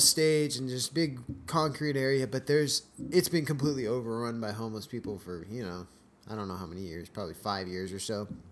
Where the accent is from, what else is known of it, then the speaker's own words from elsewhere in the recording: Escondido, California, United States; moved away as an adult; also born or lived in Valley Center, California; now in Chico, United States; I grew up in Southern California